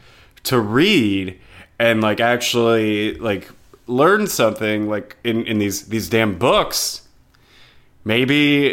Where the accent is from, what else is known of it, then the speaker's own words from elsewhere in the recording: Florida, United States; growing up in Florida